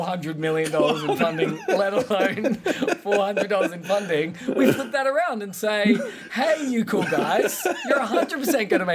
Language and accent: English; Australia; as an Australian